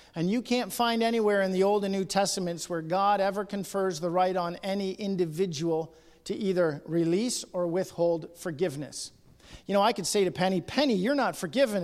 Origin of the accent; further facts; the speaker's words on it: Ontario, Canada; I'm from Ontario, and I go to churches in Ontario